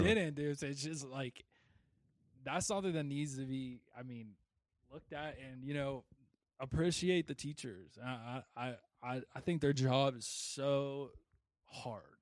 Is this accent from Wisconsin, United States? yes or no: no; Wheeling, West Virginia, United States; born or raised there